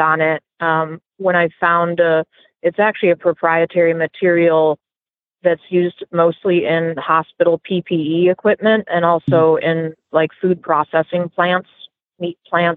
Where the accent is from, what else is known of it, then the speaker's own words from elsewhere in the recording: Minnesota, United States; moved away as an adult; now in Florida, United States; I'm from Minnesota originally